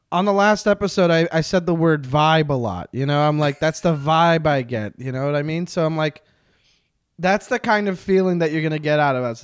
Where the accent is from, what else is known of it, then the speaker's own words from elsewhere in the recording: Quebec, Canada; I'm from Quebec